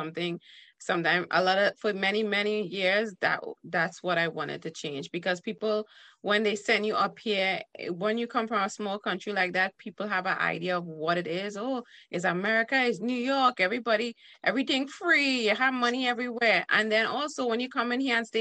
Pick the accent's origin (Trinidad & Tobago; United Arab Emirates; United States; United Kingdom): Trinidad & Tobago; how I was brought up as in Trinidad. We say brought up